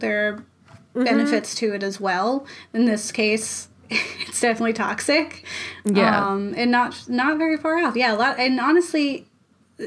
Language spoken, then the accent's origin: English; Florida, United States; I'm from Florida